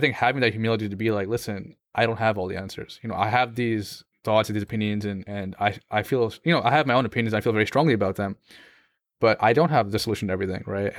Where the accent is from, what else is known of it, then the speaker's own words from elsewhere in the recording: United States; as a Muslim growing up in America